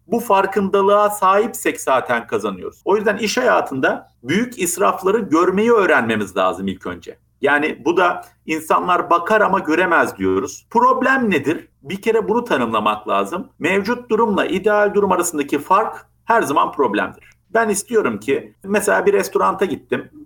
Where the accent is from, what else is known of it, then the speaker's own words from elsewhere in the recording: Bafra, Samsun, Turkey; moved away; also born or lived in Germany / Istanbul; Ben Almanya doğumluyum. Almanya'da annem babam e, o günün şartlarında bana bakamadıkları için 40 gün sonra Türkiye'ye getirmişler. Dedeye ve babaanneye bırakmışlar. Ben ilk dönüşümü orada yaşamışım. Anneden babadan uzak nasıl yaşanır diye. Samsun Bafra büyümeli.